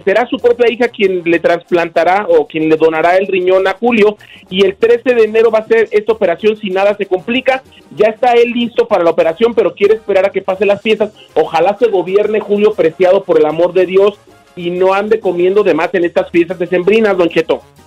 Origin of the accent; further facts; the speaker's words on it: Morelia, Michoacán, Mexico; mi tierra natal es Morelia, Michoacán